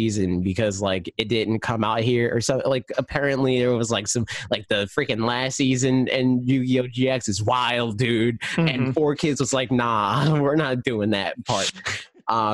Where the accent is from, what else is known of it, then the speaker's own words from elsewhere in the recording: United States; I'm American